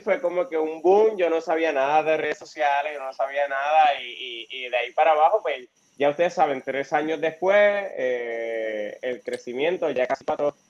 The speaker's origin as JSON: {"language": "Spanish", "town": "Florida", "country": "Puerto Rico", "tie": "born or raised there", "said": "soy del municipio de Florida, me crié toda mi vida en Florida"}